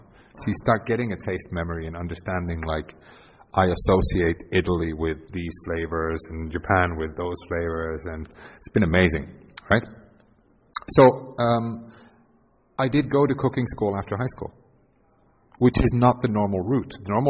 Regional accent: Helsinki, Uusimaa, Finland; born there; English is a second language; Now, I was born in 1975 in Helsinki, born into a family where mom and dad both worked for the local airline, for Finnair.

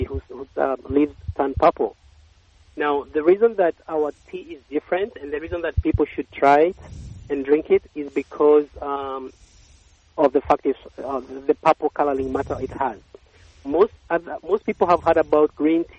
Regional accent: Kenya; moved away as an adult; now in United States; I grew up in Kenya

